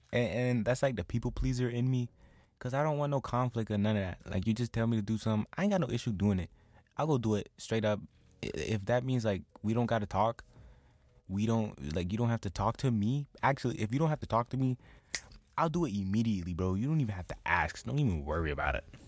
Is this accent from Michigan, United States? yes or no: no; St. Petersburg, Florida, United States; I'm from Saint Petersburg